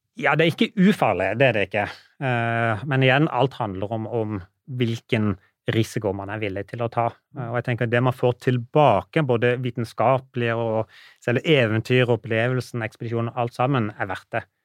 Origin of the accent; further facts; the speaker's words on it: Norway; som nordmann